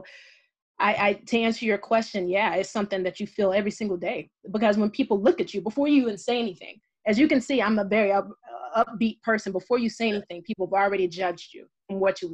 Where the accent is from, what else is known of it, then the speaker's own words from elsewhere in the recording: the South, United States; moved away; I'm a Southern woman. I was born and raised in the South